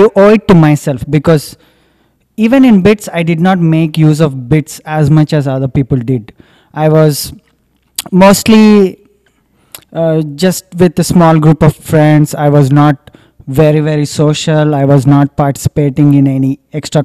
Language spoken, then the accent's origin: English; India; moved away as an adult; also born or lived in United States; now in Singapore; when I moved to US, it was exactly for the reason that I want to escape India